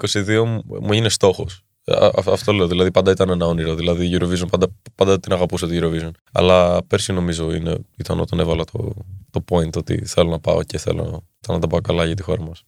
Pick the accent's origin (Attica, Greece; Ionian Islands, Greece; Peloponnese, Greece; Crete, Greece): Attica, Greece; Athens; Είμαι από την Ελλάδα. Είμαι μισό Έλληνα, μισό Δανό. Εδώ μεγάλωσα όμω και εδώ γεννήθηκα στην Ελλάδα.